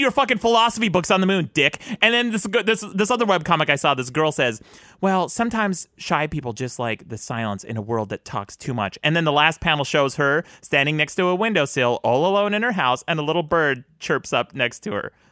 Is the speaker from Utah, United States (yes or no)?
yes; Utah, United States; I grew up in Utah